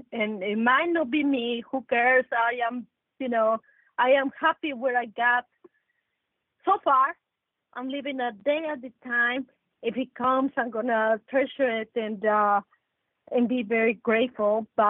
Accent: Mexico; I come from Mexico. I'm 100% Mexican. I'm Mexican

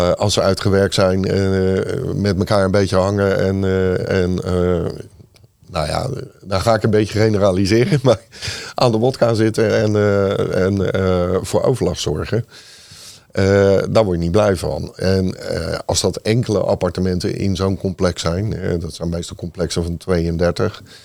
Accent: Rotterdam, South Holland, Netherlands; ik ben opgegroeid in, uh, in Lommerijen. 27 jaar gewoond

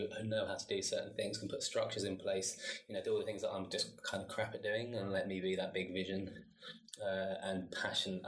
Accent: London, United Kingdom; moved away as an adult; I'm from South East London, born and bred, but I'm half Chilean

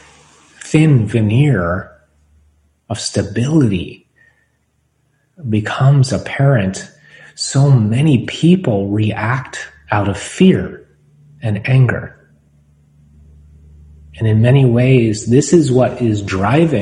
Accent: United States; for us as American citizens

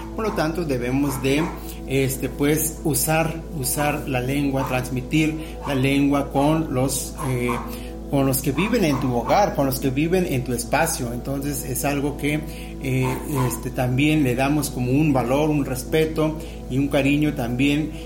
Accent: Mexico; la lengua que eh, nos identifica como mexicanos

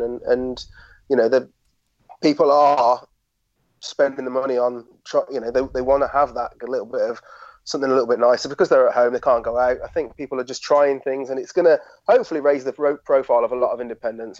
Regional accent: Shropshire, West Midlands, United Kingdom; I'm a lad from Shropshire

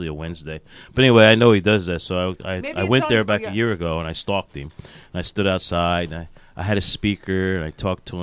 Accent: New Jersey, United States; they used to just call me … because I was from New Jersey.

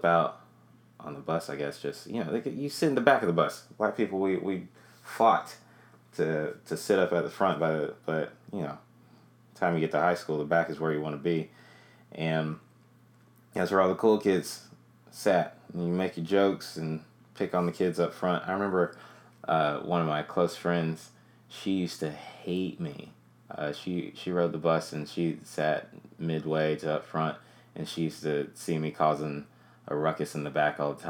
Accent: Greensboro, North Carolina, United States; I started off doing comedy in Greensboro, North Carolina. That's where I'm from. That's my hometown

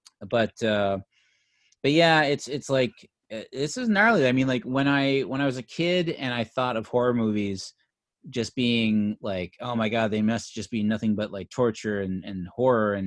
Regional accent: Clarenville, Newfoundland and Labrador, Canada; when I was growing up in Newfoundland

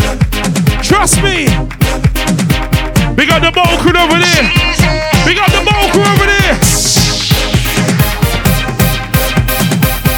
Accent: Nigeria; I'm from Nigeria

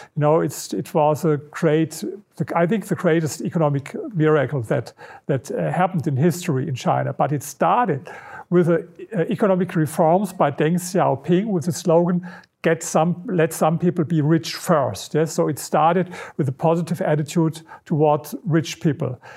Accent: Berlin, Germany; English is a second language; i come from berlin this is my, my hometown

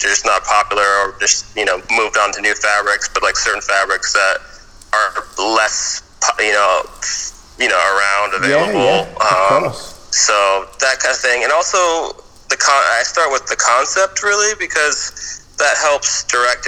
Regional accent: Bay Area, California, United States; was born and raised in the Bay Area, and I'm half Japanese, half American, you know, born and raised, lived in California my whole life

